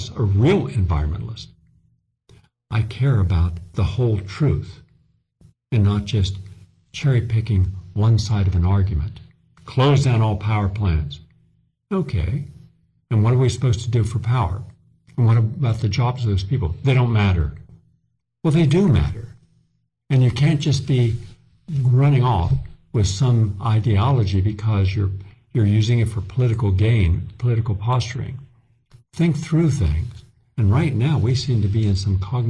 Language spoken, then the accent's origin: English; Appalachia, West Virginia, United States; moved away as an adult; now in New York, United States; I come from Appalachia, West Virginia. I was born and raised there, went to college there before I came to New York